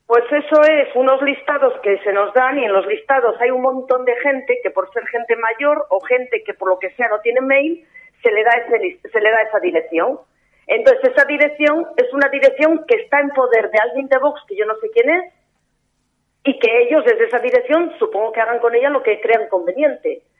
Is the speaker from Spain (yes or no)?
yes; Castile and León, Spain; Yo soy leonesa y por tanto es una provincia que conozco un poquito